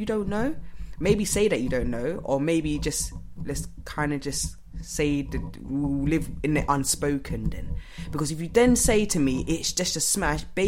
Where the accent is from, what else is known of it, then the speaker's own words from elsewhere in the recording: Ghana; I am from Ghana